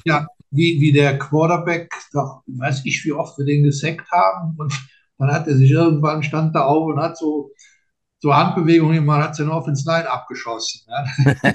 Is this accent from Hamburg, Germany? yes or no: no; Linz am Rhein, Rhineland-Palatinate, Germany; ich komme ja äh, aus Linz